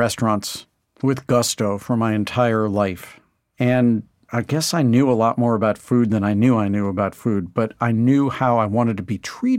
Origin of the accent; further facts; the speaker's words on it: St. Louis, Missouri, United States; I grew up in St. Louis, Missouri, which is not necessarily famous for amazing food